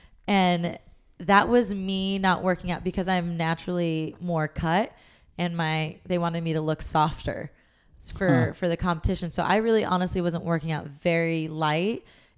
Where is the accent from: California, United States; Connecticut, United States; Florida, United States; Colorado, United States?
California, United States; Long Beach; now in Los Angeles, United States; it sound like I'm from New York. I came from like Long Beach.